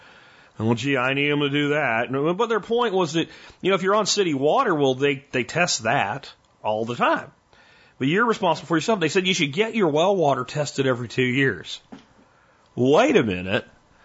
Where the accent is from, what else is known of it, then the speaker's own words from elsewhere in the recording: Red Bank, New Jersey, United States; born there; was born in Red Bank.